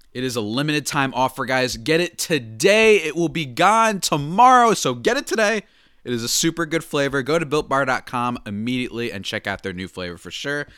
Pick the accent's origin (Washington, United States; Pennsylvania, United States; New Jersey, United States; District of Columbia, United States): New Jersey, United States; moved away; I'm from New Jersey